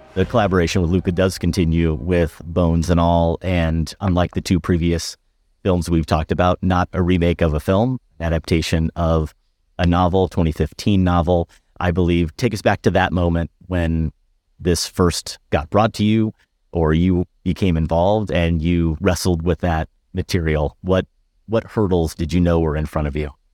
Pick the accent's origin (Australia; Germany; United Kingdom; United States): United States; Iowa; I grew up in Iowa